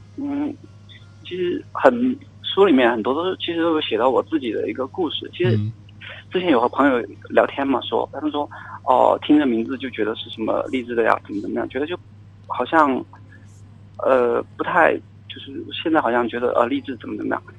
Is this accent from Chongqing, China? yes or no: yes; Chongqing, China; 我是重庆人